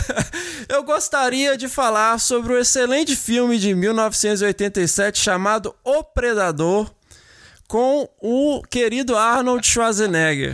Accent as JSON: {"language": "Portuguese", "region": "Minas Gerais", "country": "Brazil", "tie": "born or raised there", "said": "quando eu era criança lá em Minas"}